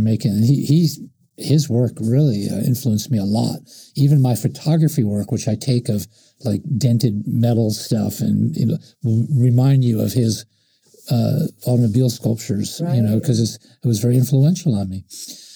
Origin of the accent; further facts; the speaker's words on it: Stony Point, New York, United States; moved away; also born or lived in Brooklyn, New York / California; I was born in Brooklyn, but my parents moved when I was three to an artist community in Stony Point, New York